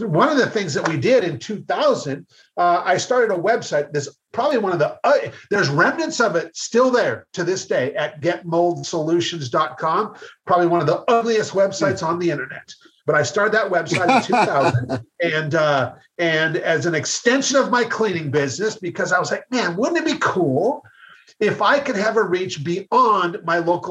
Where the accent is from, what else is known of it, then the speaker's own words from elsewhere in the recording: Seattle, Washington, United States; I'm from Seattle